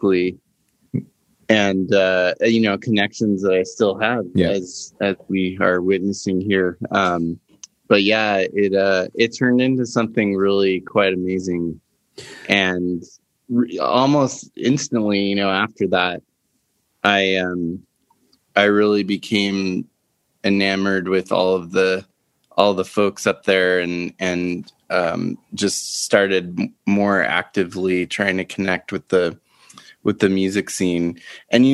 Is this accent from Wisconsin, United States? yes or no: no; Flagstaff, Arizona, United States; I grew up in Flagstaff